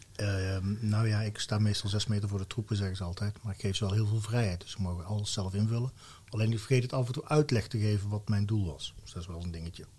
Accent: Valkenswaard, North Brabant, Netherlands; also born or lived in Mierlo; een Brabander van oorsprong, Valkenswaard, geboren in Mierlo. Dus echt opgevoed met carnaval

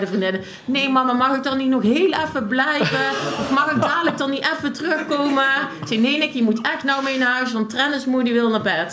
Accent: De Scharen, North Brabant, Netherlands; ik ben opgegroeid in de Scharen.

